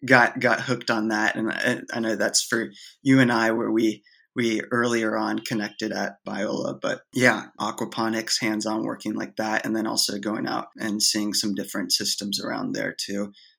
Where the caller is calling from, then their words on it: Oiso, Kanagawa, Japan; I'm talking here from Japan right now, from Oiso, Japan. And I'm at my grandparents' place.